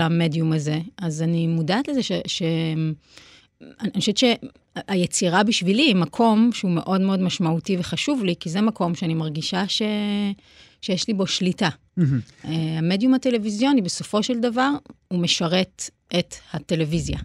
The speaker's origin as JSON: {"language": "Hebrew", "town": "Petah Tikva", "region": "Central District", "country": "Israel", "tie": "born or raised there", "said": "ובפתח תקווה זה גם היה מאוד בולט, כי אימא שלי היה מאוד חשוב לה, למשל, שבחגים נלך לבית כנסת"}